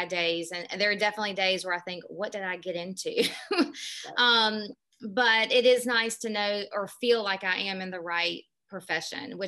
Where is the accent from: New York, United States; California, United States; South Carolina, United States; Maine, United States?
South Carolina, United States; North Augusta; I'm originally from North Augusta, South Carolina, which is right over the border of Augusta, Georgia